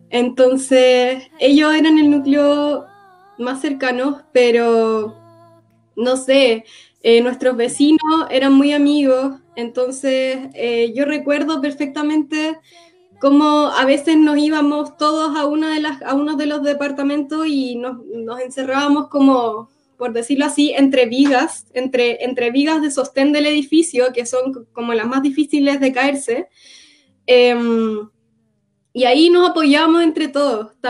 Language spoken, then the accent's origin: Spanish; Cuba; Yo nací en Cuba porque mi papá es palestino y mi mamá es cubana. Mi papá fue a estudiar a, a Cuba y así nací yo. Entonces, ya, soy cubana.